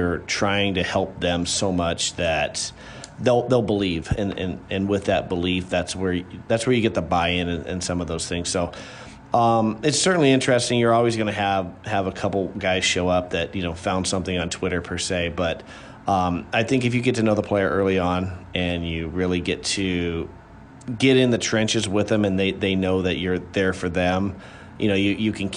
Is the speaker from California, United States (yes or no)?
yes; California, United States; moved away as an adult; now in Illinois, United States; I grew up in California